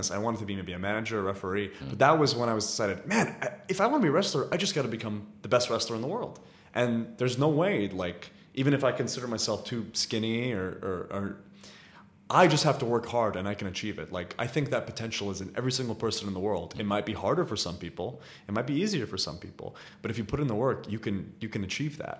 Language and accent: English; Riyadh, Riyadh Province, Saudi Arabia; moved away; also born or lived in United States; when I was growing up in Riyadh